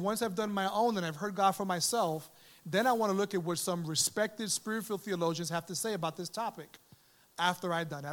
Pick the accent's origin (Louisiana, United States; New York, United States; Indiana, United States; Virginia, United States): New York, United States; New York City; also born or lived in Manhattan; I was born in Manhattan, raised in the Bronx